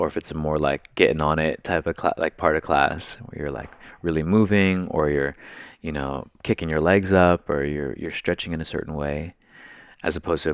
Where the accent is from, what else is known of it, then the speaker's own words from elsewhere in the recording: Bay Area, California, United States; I grew up in the Bay Area